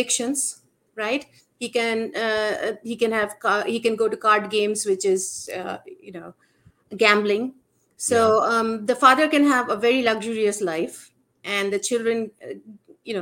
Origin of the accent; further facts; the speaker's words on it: India; I grew up in India and I grew up seeing these kind of girls appear in my house from time to time to work as a maid